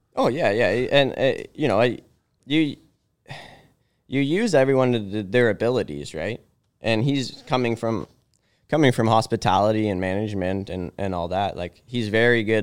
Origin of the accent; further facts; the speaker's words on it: Aurora, Ontario, Canada; I grew up in Aurora here